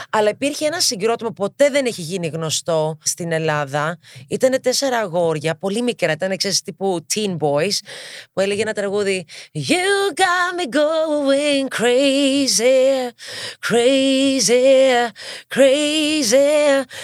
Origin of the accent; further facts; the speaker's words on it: Partille, Västra Götaland, Sweden; also born or lived in Gothenburg; Έχω μεγαλώσει στο Γκέτεμπορ. Μετά πήγα και μεγάλωσα στο Δήμο του Πάρτιλε.